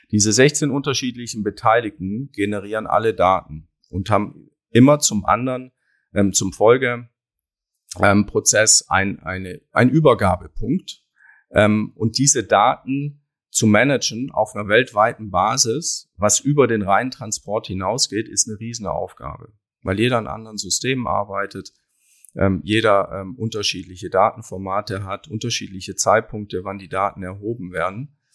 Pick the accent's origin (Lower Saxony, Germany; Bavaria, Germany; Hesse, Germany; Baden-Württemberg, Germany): Baden-Württemberg, Germany; Ich komme aber ganz ursprünglich aus dem Schweizer Grenzgebiet im Süden Deutschlands, Baden-Württemberg. Ja, da bin ich aufgewachsen, am Fuße des Schwarzwaldes.